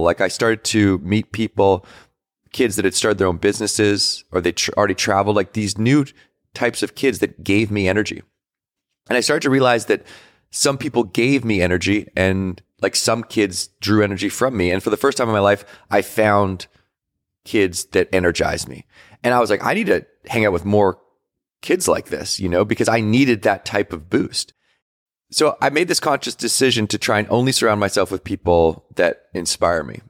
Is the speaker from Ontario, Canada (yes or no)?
no; Victoria, British Columbia, Canada; But I grew up in Victoria, British Columbia